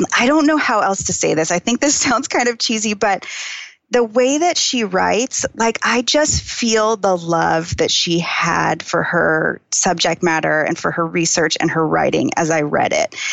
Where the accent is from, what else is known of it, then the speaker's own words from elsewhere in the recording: Phoenix, Arizona, United States; I grew up in Phoenix